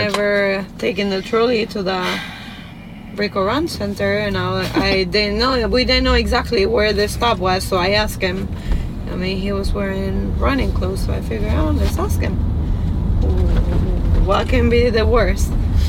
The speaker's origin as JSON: {"language": "English", "country": "Venezuela", "said": "I'm from Venezuela."}